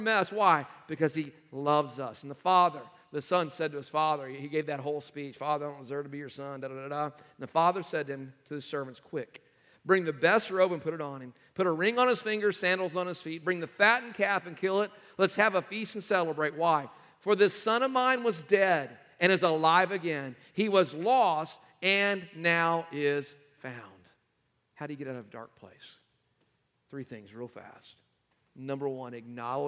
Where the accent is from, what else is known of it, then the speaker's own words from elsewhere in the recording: North Carolina, United States; we are from North Carolina